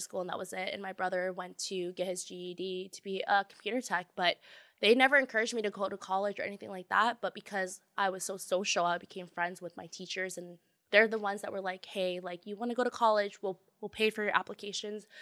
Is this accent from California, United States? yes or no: no; Tacoma, Washington, United States; now in Seattle, United States; I grew up in Tacoma in the South, and it was very, very diverse